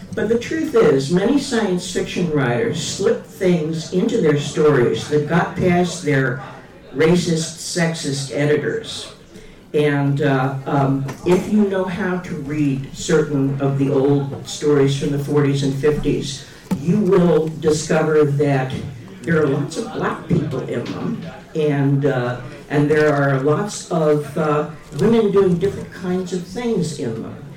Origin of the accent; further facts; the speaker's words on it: Massachusetts, United States; moved away as an adult; also born or lived in Kansas City area; I moved from Massachusetts to the Kansas City area